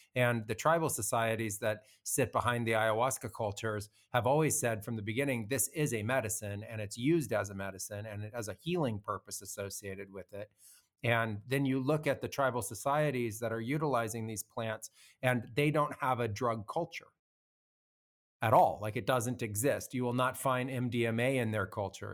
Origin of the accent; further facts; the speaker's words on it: United States; moved away as an adult; also born or lived in Peru; I grew up as an American and I was, you know, living what had come out of a suburban childhood